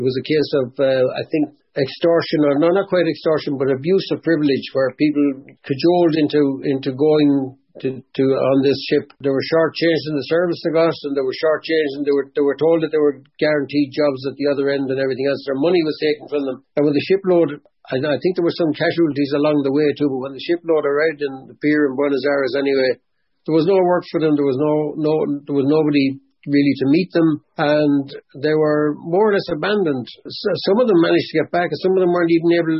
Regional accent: Drumraney, Westmeath, Ireland; I'm from a place called Drumraney

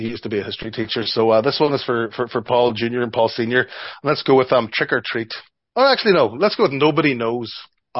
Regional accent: Strabane, Northern Ireland, United Kingdom; moved away as an adult; also born or lived in Japan / Belfast; now in Canada; my hometown of Strabane

